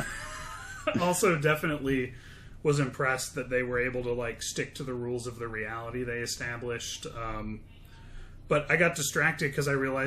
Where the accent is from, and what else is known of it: United States